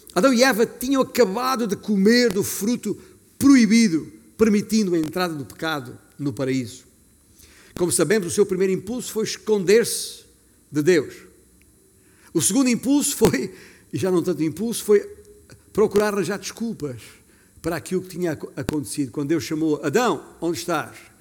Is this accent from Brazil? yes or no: no; Alentejo, Portugal; significa que tenho orgulho, orgulho do bom sentido, de ter nascido alentejano